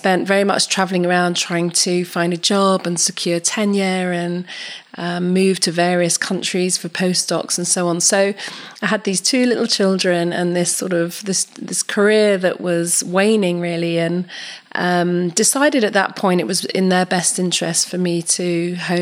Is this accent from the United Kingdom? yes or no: yes; London, United Kingdom; moved away as an adult; I was born and raised in West London